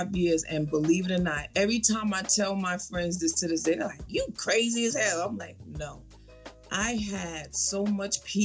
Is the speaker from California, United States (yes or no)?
no; New York City, New York, United States; now in Atlanta, United States; I'm a girl from the Bronx, New York